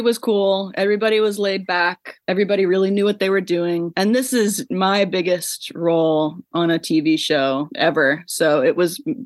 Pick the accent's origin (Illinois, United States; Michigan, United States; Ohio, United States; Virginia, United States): Virginia, United States; Central; moved away as an adult; also born or lived in New York; I'm from Central Virginia, which is where I am right now with my family for the holidays